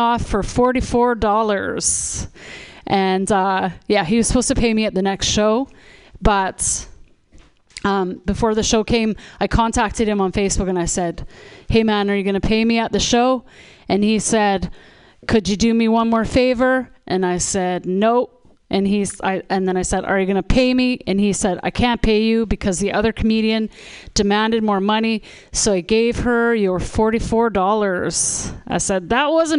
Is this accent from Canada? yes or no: yes; Canada; also born or lived in Toronto; now in Vancouver, Canada; I'm from Canada